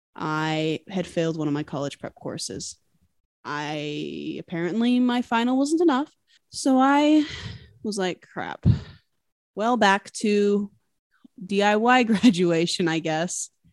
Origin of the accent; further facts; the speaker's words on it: Utah, United States; now in Washington State, United States; I grew up in Utah, but I'm currently living in Washington State